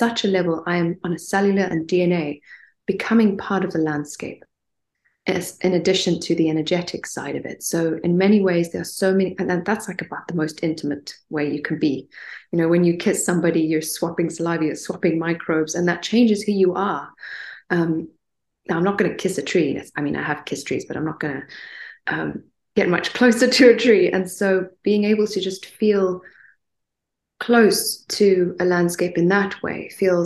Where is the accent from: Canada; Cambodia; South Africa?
South Africa; Stellenbosch, Western Cape; also born or lived in Johannesburg, South Africa; I grew up in Stellenbosch in the Western Cape